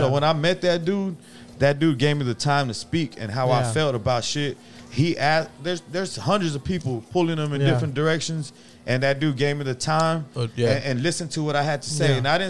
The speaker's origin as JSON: {"language": "English", "area": "Cy-Fair", "region": "Texas", "country": "United States", "tie": "born or raised there", "said": "I grew up in Cyfair"}